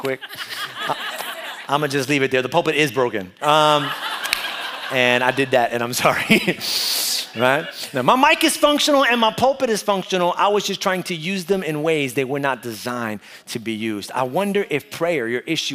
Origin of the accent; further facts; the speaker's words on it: New York City, New York, United States; moved away; I was from New York, born and raised in Brooklyn